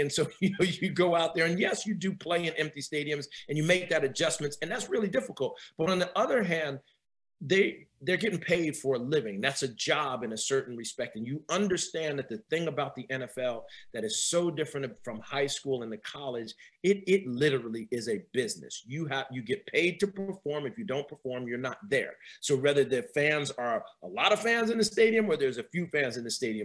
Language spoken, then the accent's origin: English; New Jersey, United States; moved away as an adult; also born or lived in New York; now in Northern Virginia area, United States; I'm from up north. I'm from Jersey, and I went to graduate school in New York.